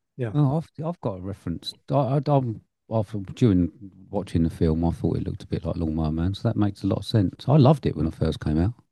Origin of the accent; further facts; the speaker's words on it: United Kingdom; being British